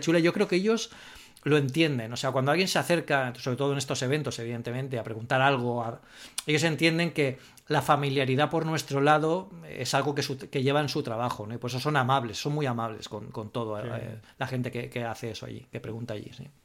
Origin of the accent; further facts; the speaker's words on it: Spain; nosotros aquí en el, grupo que venimos de España